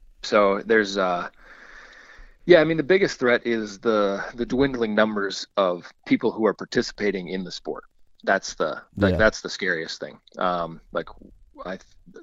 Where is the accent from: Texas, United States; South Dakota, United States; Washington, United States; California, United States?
South Dakota, United States; where I grew up in South Dakota